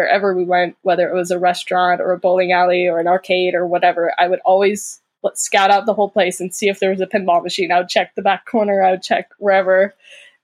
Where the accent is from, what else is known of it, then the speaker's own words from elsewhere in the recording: Overland Park, Kansas, United States; I'm from Overland Park, Kansas